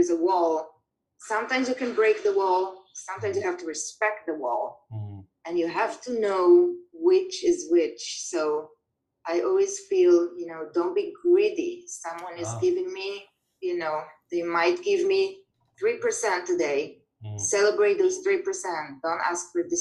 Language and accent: English; Israel; now in New York City, United States; immigrant communities, like Israelis like me